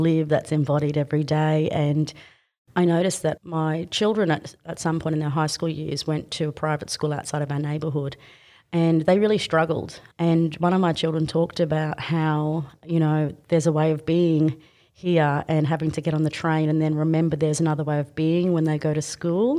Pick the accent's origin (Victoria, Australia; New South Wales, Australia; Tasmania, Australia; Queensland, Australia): Queensland, Australia; Brisbane; I grew up, born and raised on Yugara country